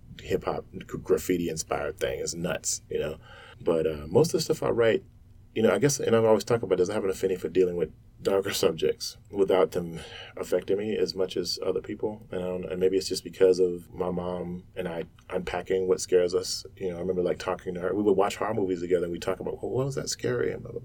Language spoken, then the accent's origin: English; the South, United States; I grew up in the South in the sticks, like, in the dark, in the woods